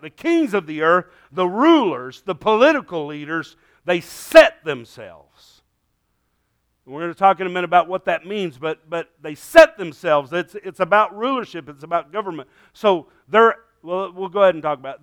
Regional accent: United States; Thank God I'm an American

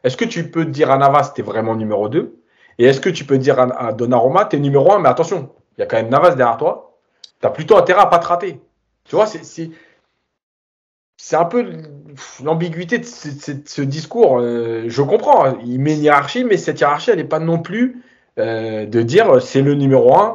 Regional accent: Marseille, Provence-Alpes-Côte d'Azur, France; j'ai hésité parce que je suis Marseillais

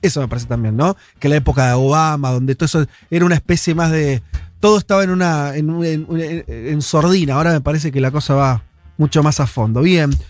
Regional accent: Argentina

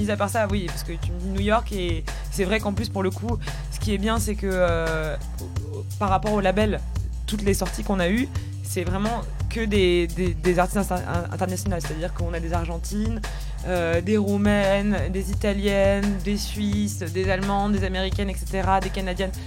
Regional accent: Paris, Île-de-France, France; nous on est à Paris parce que parce que parce qu'on est parisien parce qu'on a notre famille ici aussi

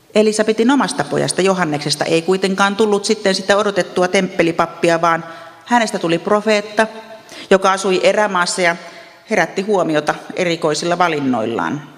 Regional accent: Ostrobothnia, Finland; Meillä Pohjanmaalla ajatellaan, mitä ihmiset ajattelevat

